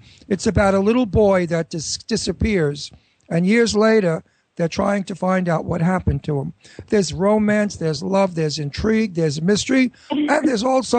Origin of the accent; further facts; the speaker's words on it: New York, United States; also born or lived in Florida; now in Pennsylvania, United States; I'm from New York, and I pronounce it correctly because New Yorkers speak perfect English, especially if you're from Brooklyn.